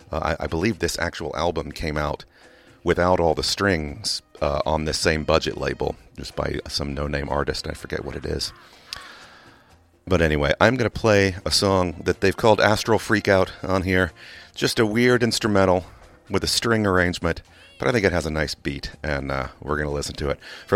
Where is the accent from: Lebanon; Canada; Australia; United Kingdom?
United Kingdom; England; now in United States; People who don't know, I grew up in England, and I know that song was all over oldies radio in England